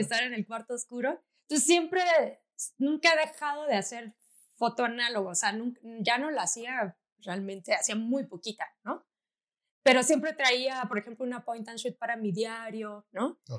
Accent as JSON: {"language": "Spanish", "region": "Tabasco", "country": "Mexico", "tie": "born or raised there", "said": "yo soy de Tabasco, en la Universidad de Tabasco daban un diplomado de foto y fui a preguntar, pero era muy chiquita, tenía como 12 años"}